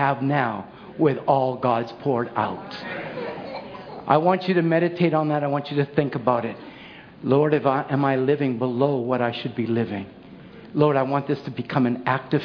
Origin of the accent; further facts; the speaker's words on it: Chilliwack, British Columbia, Canada; When I grew up in Chilliwack, I grew up the valley